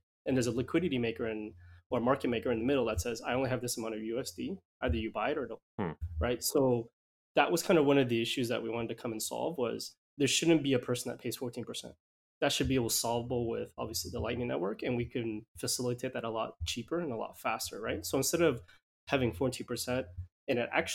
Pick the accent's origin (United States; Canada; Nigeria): Canada; Edmonton, Alberta; moved away as an adult; also born or lived in Vancouver; now in Vietnam; I grew up in Canada, yeah. I grew up in a little small city, I guess, called Edmonton, and then I moved over to Vancouver, and I spent most of my time there